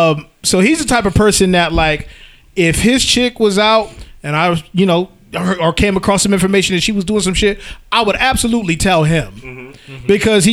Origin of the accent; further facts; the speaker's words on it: Massachusetts, United States; now in Charlotte, United States; I live in Charlotte. I'm from Massachusetts.